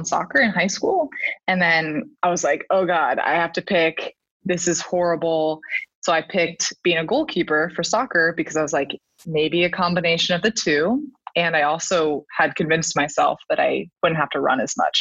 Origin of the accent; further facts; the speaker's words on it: Palo Alto, California, United States; also born or lived in Kansas; I'm actually from Palo Alto, California, which is where I currently am working as well